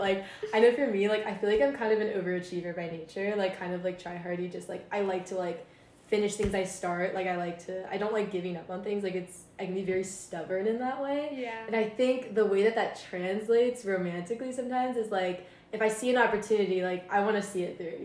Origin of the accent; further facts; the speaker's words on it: Maryland, United States; moved away as an adult; I'm from Maryland